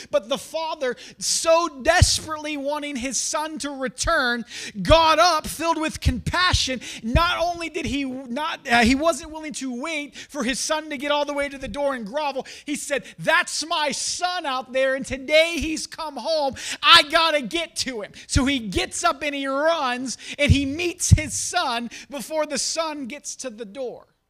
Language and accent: English; Champion, Ohio, United States; I'm from, uh, I grew up in Champion